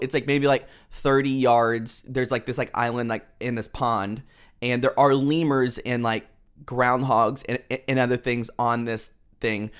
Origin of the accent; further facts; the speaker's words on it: Houston, Texas, United States; now in Dallas, United States; So we live in Texas. We are in Dallas, but I was born in Houston